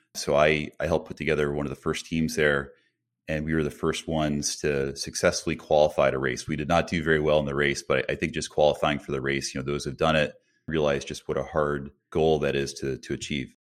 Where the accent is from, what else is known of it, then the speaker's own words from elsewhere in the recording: Colchester, Connecticut, United States; I grew up in a small town in Connecticut called Colchester.